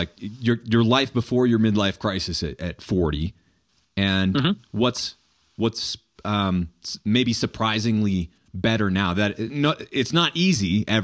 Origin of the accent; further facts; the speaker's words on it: New Hampshire, United States; I grew up in New Hampshire